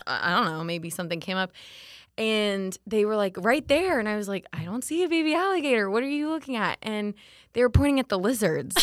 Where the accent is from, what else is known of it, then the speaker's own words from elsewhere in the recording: Winter Haven, Florida, United States; also born or lived in Orlando; I grew up in Winter Haven